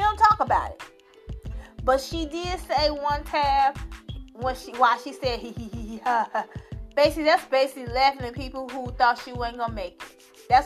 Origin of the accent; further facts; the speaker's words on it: Chicago, Illinois, United States; I'm from the South Side